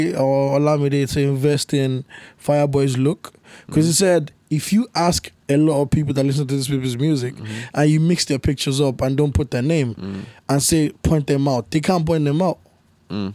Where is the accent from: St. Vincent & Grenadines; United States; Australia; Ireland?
Ireland; Dublin, Leinster; I grew up in Clondalkin.